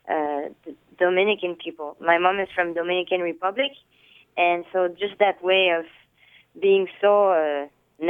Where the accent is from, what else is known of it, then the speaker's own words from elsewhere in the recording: Samois-sur-Seine, Île-de-France, France; I grew up in a little town in France called Saint-Moi-sur-Seine. It's a little town next to Paris